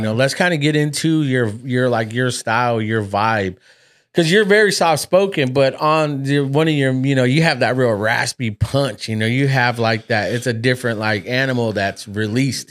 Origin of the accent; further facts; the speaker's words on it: United States; I was born raised here in America